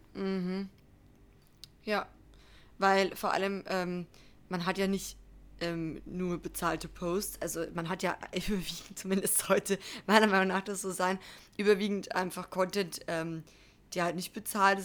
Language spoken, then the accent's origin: German; Germany; bei uns in Deutschland